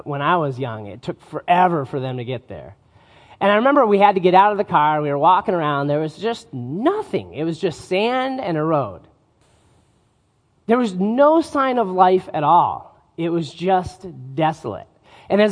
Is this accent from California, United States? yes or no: no; northern Utah, United States; as I was growing up in Utah, we would often take trips